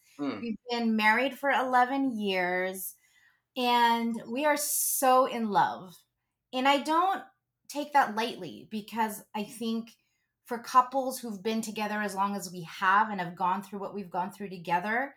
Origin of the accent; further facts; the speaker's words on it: Philippines; being Catholic and being Filipino